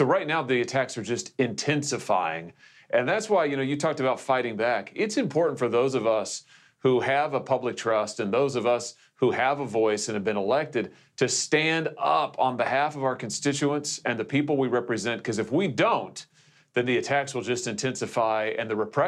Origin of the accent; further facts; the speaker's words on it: Missouri, United States; I just think of the many folks in my home state, Mike, in Missouri